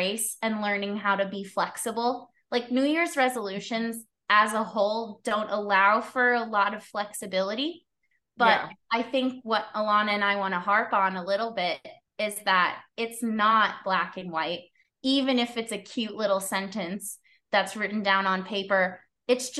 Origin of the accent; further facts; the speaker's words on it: Australia; moved away; also born or lived in Kansas City; I'm from Australia.